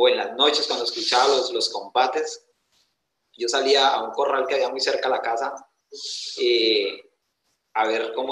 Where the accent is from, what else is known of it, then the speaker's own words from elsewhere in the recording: Granada, Meta, Colombia; also born or lived in Antioquia; yo nací en Puerto de Río, Antioquia, pero de muy niño me trajeron a vivir acá, a este hermoso departamento, así que de, tengo descendencia antioqueña, pero crianza llanera. Tengo esas dos, esas dos berraqueras que, que caracterizan a, esos dos departamentos. Yo me crié en el campo, yo soy netamente campesino.